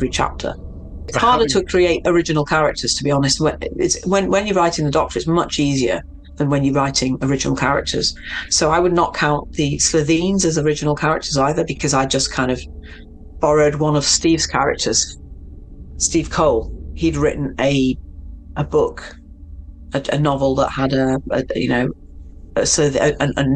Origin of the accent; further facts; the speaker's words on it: Manchester, North West England, United Kingdom; also born or lived in Mexico; I grew up in Manchester